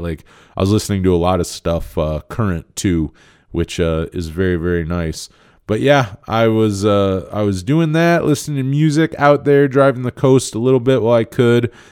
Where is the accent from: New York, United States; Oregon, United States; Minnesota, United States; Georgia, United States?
New York, United States; Western; I'm from Western New York